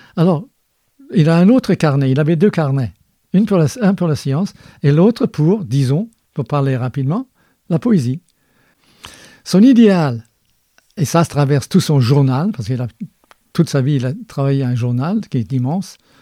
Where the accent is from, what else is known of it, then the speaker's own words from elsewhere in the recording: Scotland, United Kingdom; moved away; je suis né en Écosse